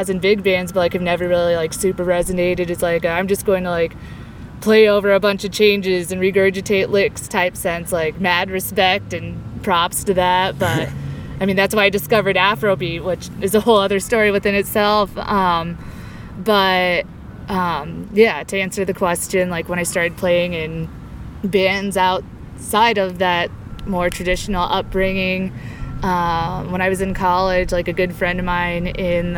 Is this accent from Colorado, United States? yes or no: yes; Parker, Colorado, United States; also born or lived in Greeley, Colorado; I grew up in Colorado. Grew up in Parker, a little bit south of here